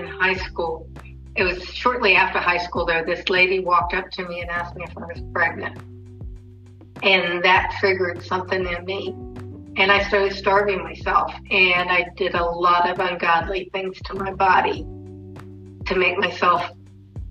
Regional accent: Norfolk, Virginia, United States; also born or lived in Portsmouth, Virginia; I'm originally from Virginia. I was born in Portsmouth, Virginia. I was raised in Norfolk, Virginia

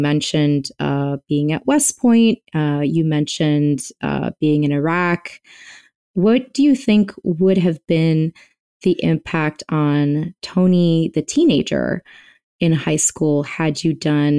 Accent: Bogota, Colombia; also born or lived in Nigeria / France / Venezuela / Texas, United States; I grew up around the world. I'm from Bogota, Colombia. I moved to Nigeria and France and Venezuela and Texas

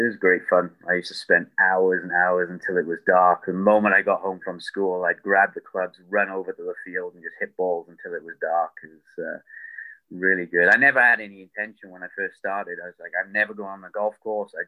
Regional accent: United Kingdom; I'm British

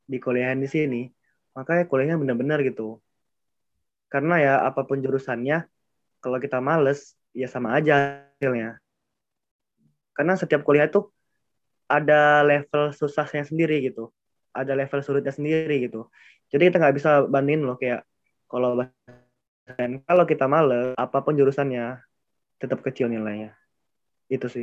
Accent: Palembang, South Sumatra, Indonesia; Oke ya, jadi ya aku dari Palembang itu

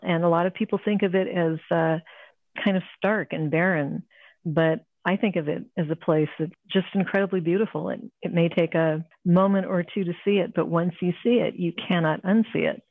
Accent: Ohio, United States; also born or lived in California; now in Arizona, United States; I grew up in Ohio. I'm a Midwestern girl

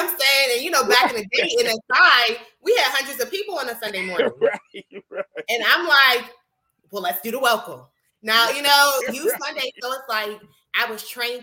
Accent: Pittsburgh, Pennsylvania, United States; I am from Pittsburgh, Pennsylvania

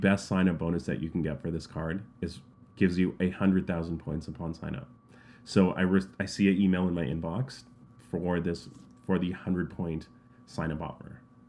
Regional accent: Canada; I know as a Canadian customer, the worst thing I can get, and I actually got this from Marriott Bonvoy.

